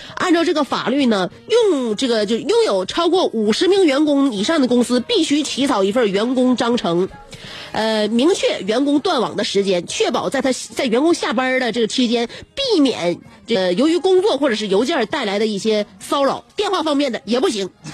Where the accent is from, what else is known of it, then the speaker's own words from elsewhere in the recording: China; 我们中国人